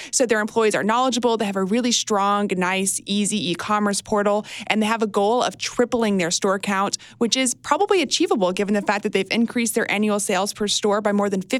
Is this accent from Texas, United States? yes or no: yes; Texas, United States; I'm from Texas, so I'm familiar with my boots.